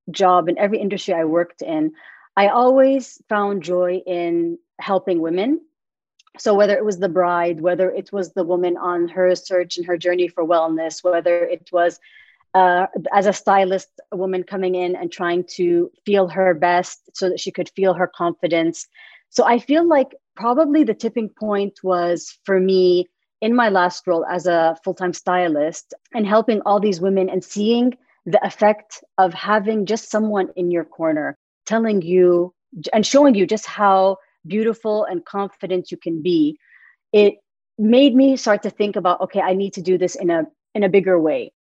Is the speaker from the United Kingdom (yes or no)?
no; Middle East, Saudi Arabia; moved away as an adult; I am Saudi American. Lived all my life in the Middle East up until 2016.